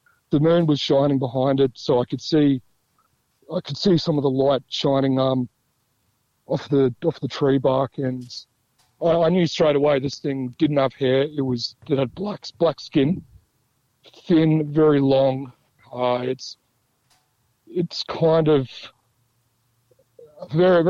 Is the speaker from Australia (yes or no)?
yes; Central Australia, Australia; I'm from Central Australia